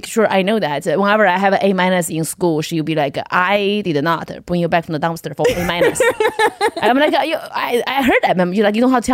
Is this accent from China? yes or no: yes; China; English is a second language; moved away as an adult; also born or lived in Kentucky, United States / Los Angeles, United States; now in United States; I was born in China in the 90s.